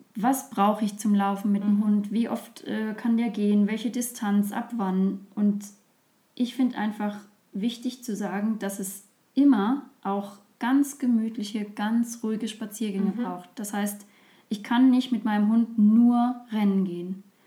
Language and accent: German; Dahner Felsenland, Südwestpfalz, Rhineland-Palatinate, Germany; der Gegend, wo ich aufgewachsen bin, ähm, nämlich dem Dana Felsenland in, in Rheinland-Pfalz, in der Südwestpfalz.